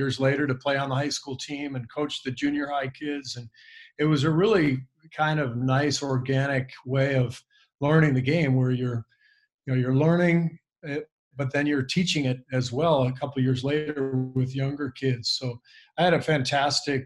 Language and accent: English; West Coast, United States; growing up on the West Coast